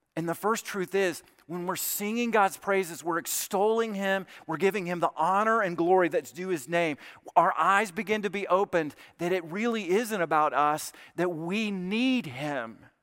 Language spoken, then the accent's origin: English; South Alabama, United States; Troy State University, which is in, in South Alabama, not far from my hometown